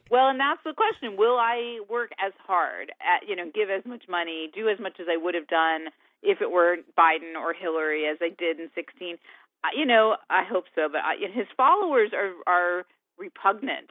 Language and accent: English; Connecticut, United States; now in Florida, United States; I grew up in Connecticut